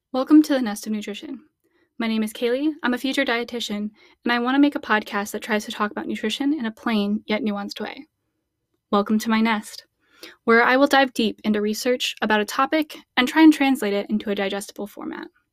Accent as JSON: {"language": "English", "region": "Midwest", "country": "United States", "said": "As a Midwest girl"}